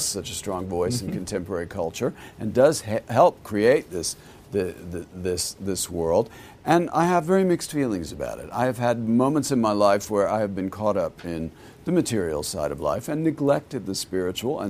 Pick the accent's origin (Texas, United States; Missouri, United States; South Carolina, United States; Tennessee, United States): Texas, United States; I grew up in Texas